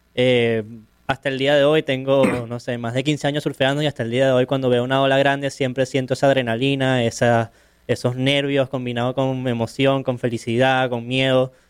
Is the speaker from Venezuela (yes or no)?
yes; Caracas, Capital District, Venezuela; yo soy surfista profesional, soy de Caracas, de Venezuela